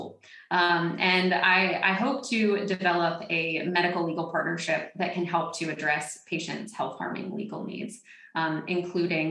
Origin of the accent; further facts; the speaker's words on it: Northwest Florida and South Alabama, United States; I grew up in Northwest Florida and South Alabama